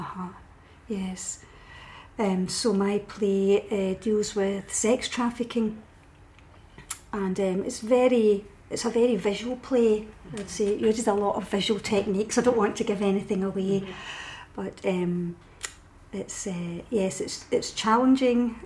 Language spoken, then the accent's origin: English; Paisley, Scotland, United Kingdom; I'm from Paisley